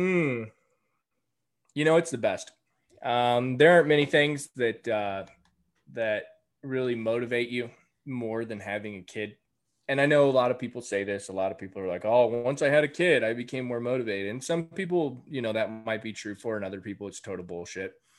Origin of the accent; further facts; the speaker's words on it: between San Antonio and Austin, Texas, United States; moved away as an adult; I just moved back to Texas in March. Um, I grew up here. I moved back to my hometown